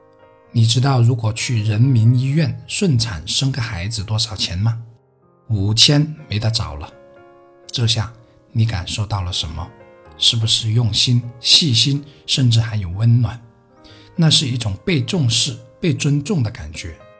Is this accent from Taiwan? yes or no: no; Heyuan, Guangdong, China; 他母亲来河源，也就是我家乡所在的城市买菜时，是很开心的